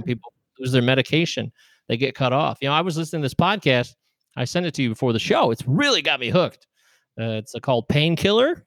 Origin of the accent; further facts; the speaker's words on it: United States; I'm an American